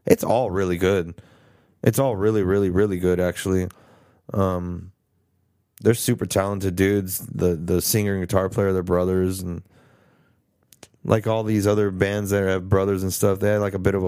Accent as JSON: {"language": "English", "region": "Texas", "country": "United States", "said": "we're from Texas"}